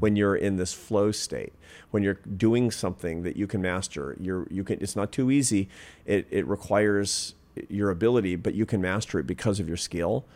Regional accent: Pacific Northwest, United States; when I was a kid, for example, growing up in the Pacific Northwest

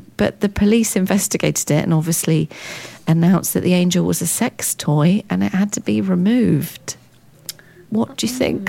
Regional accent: London, United Kingdom; Well, I've lived all over London, so I was born

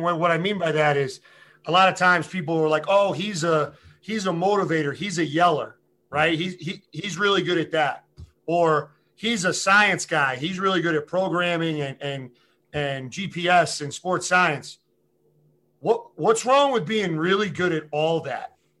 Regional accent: Massachusetts, United States; moved away; I'm from Massachusetts originally

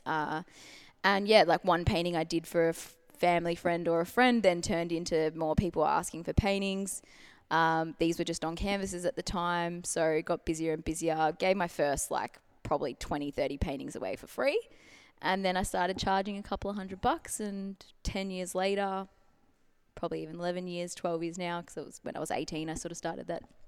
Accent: Melbourne, Victoria, Australia; born and bred in Melbourne, full-time artist

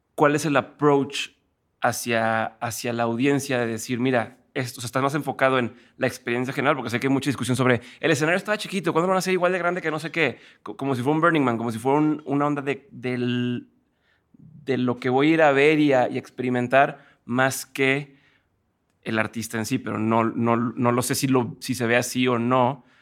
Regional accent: Monterrey, Nuevo León, Mexico; yo soy de Monterrey

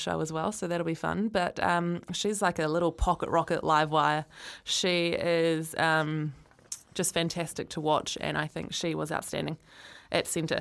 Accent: Christchurch, Canterbury, New Zealand; I was born in Christchurch, so my memories of going to Jade Stadium

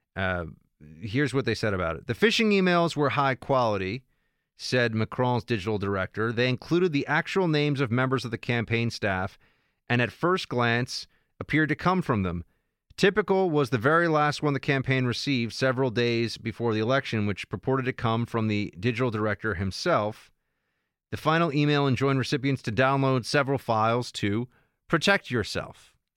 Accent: United States; I'm American

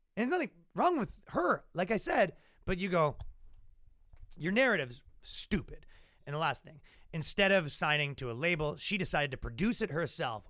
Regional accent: Ajax, Ontario, Canada; when I was growing up in Ajax, Ontario, Canada

